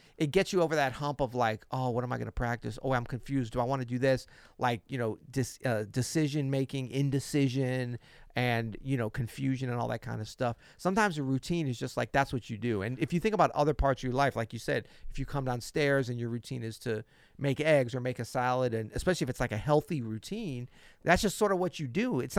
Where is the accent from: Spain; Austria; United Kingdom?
United Kingdom; West Midlands; I'm from Worcestershire, where sauces are available.